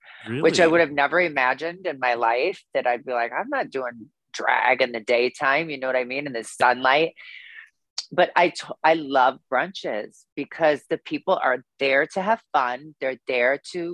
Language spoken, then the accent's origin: English; Waterloo, Iowa, United States; now in Chicago, United States; I'm from Waterloo, Iowa